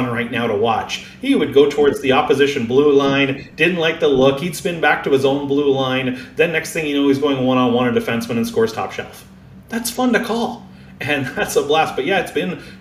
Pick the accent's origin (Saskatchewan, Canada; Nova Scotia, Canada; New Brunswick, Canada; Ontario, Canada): Ontario, Canada; Peterborough; moved away as an adult; now in Sarnia, Canada; Being a Peterborough, being my hometown